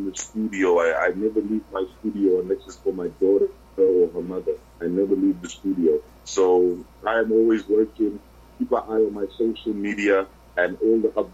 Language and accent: English; Zimbabwe; now in South Africa; I was born in Zimbabwe